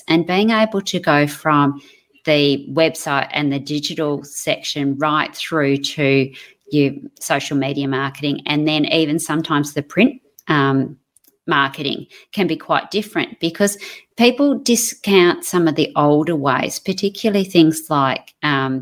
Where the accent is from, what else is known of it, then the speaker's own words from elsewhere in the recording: Melbourne, Victoria, Australia; moved away; when I was born in Melbourne, so when I lived in Melbourne, my parents had an apple orchard